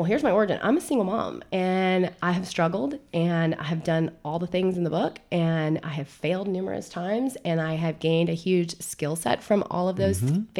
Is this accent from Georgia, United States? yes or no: no; Jacksonville, Florida, United States; I'm born and raised in Jacksonville